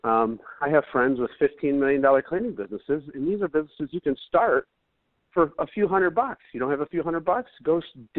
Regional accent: Flint, Michigan, United States; I grew up in Flint

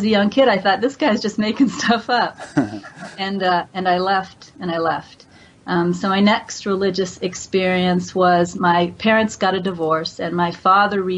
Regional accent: Kansas, United States; moved away; it was a Christian culture. I was raised in Kansas

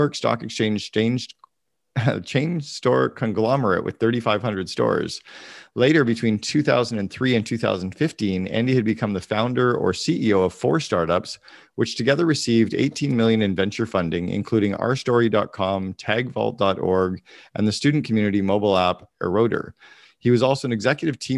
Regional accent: Sudbury, Ontario, Canada; moved away as an adult; also born or lived in Banff, Alberta; now in Vancouver, Canada; growing up in Northern Ontario

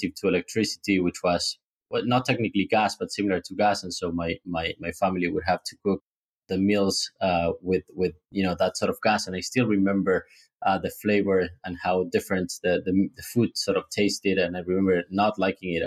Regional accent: Argentina; moved away as an adult; also born or lived in Switzerland / Peru / Dublin, Ireland / New York, United States; I was born in Argentina, but soon after we moved first to Switzerland and then to Peru because of my dad's job. So we spent roughly 5 years living abroad before coming back, and then all the way from like primary school till the end of uni, I was here in Argentina. Raised here, educated here

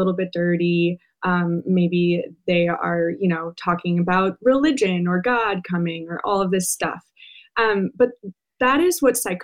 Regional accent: Mequon, Wisconsin, United States; I grew up in Wisconsin, not that far away from where this crime took place

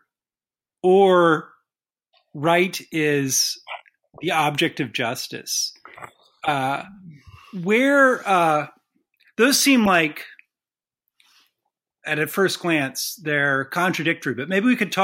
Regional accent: United States; as an American

